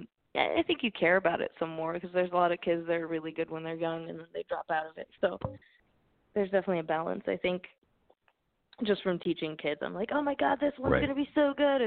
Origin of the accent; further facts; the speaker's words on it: Sedona, Arizona, United States; moved away as an adult; now in Los Angeles, United States; I grew up in around Sedona